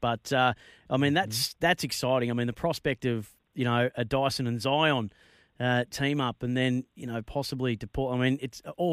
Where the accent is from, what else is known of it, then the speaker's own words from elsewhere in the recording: Bendigo, Victoria, Australia; born and raised in my hometown of Bendigo